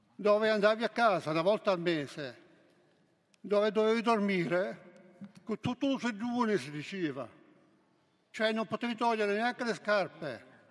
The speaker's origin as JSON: {"language": "Italian", "town": "Santo Stefano Quisquina", "region": "Sicily", "country": "Italy", "tie": "born or raised there", "moved": "yes", "lives_now": "Genoa, Italy", "said": "lì dove ero io, a Santo Stefano di Quisquina"}